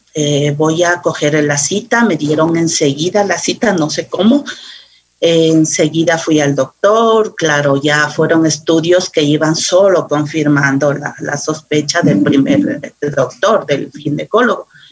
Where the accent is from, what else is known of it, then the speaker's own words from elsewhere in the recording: Quito, Pichincha, Ecuador; aquí en Quito, soy muy quiteña